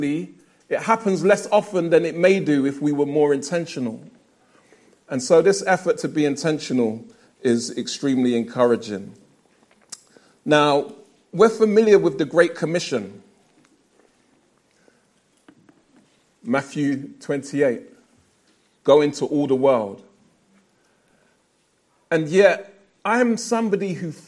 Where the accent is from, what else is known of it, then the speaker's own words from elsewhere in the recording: London, United Kingdom; I'm a Lewisham resident, born and raised in South London